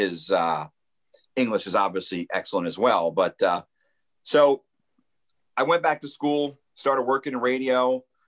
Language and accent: English; Lakewood, New Jersey, United States; also born or lived in Point Pleasant, New Jersey / Toms River, New Jersey; I grew up in New Jersey, so I was a big New Jersey Devils fan